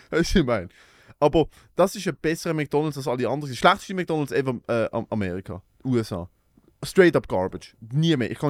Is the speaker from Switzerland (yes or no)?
yes; Switzerland; Ich bin aus der Schweiz.